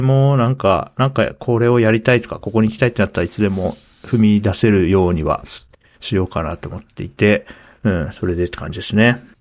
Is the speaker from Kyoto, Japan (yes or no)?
no; Hokkaido, Japan; moved away as an adult; also born or lived in Tokyo; now in Nasushiobara, Japan; 北海道で生まれて、会社員になるタイムで、東京都に出てきて、今、栃木県